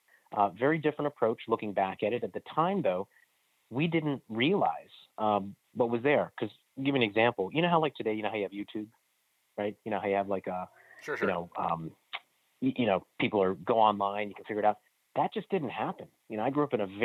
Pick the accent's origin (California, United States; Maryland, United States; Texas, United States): Maryland, United States; Silver Spring; I grew up in the Silver Spring, Maryland area. I still live here